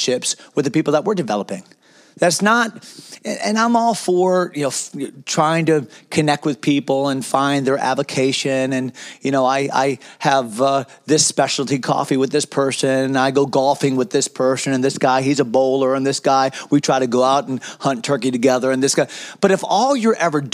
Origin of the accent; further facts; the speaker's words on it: United States; As Americans